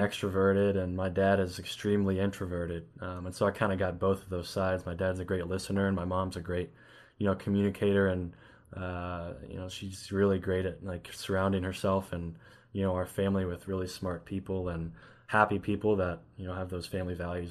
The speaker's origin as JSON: {"language": "English", "town": "Elizabethtown", "region": "Kentucky", "country": "United States", "tie": "born or raised there", "also_born_or_lived": "Los Angeles", "lives_now": "Lexington, United States", "said": "I grew up in Elizabethtown, Kentucky, which is a really small town"}